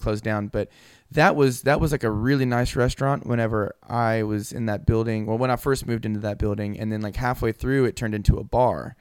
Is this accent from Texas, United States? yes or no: yes; Houston, Texas, United States; moved away as an adult; I'm from Houston